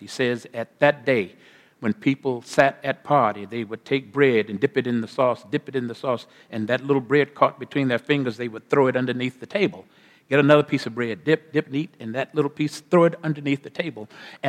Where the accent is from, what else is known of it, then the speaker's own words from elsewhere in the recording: Corpus Christi, Texas, United States; I grew up, born and raised in Corpus Christi, Texas, on the Gulf of Mexico.